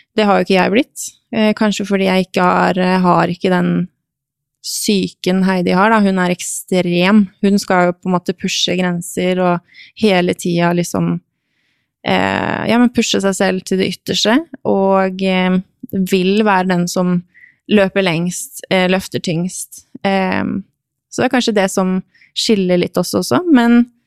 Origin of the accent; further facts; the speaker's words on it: Norway; moved away as an adult; also born or lived in Romania / Hungary; jeg var norsk